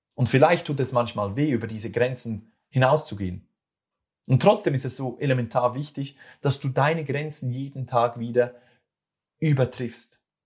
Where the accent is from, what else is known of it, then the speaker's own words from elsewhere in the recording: Switzerland; accent: Swiss German; das ist wieder mein schweizerdeutscher